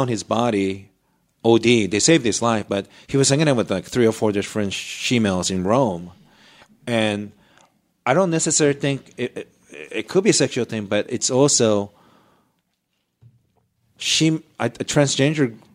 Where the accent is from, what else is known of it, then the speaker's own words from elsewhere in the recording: Japan; moved away; my neighborhood when I was growing up in Japan